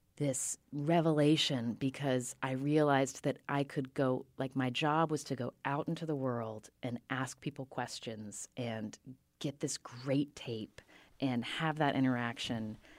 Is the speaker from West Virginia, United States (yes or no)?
yes; Charleston, West Virginia, United States; I grew up in Charleston, West Virginia, which is a small, smallish city